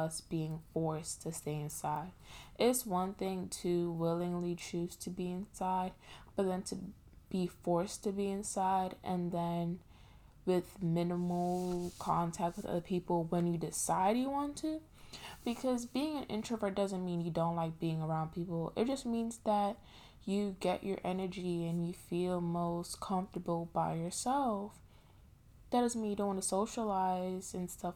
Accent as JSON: {"language": "English", "region": "New York", "country": "United States", "said": "I'm from New York"}